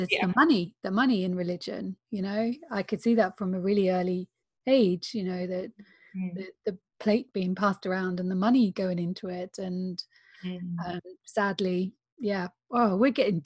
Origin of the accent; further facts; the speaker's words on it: Northern Ireland, United Kingdom; I grew up in Northern Ireland